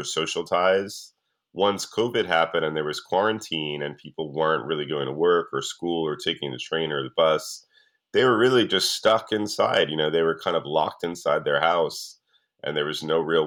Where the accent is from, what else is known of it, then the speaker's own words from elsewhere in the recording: New York, United States; I'm from New York, I grew up in New York